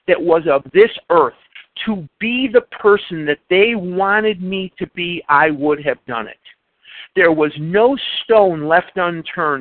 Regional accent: Chicago, Illinois, United States; now in Scottsdale, United States; I'm originally born and raised in Chicago. I currently reside in Scottsdale, Arizona

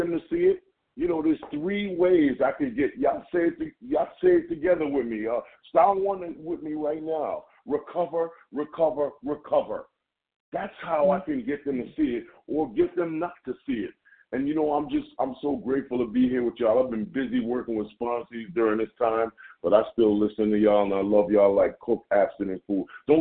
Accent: Jamaica; accent: Jamaican; my Jamaican accent

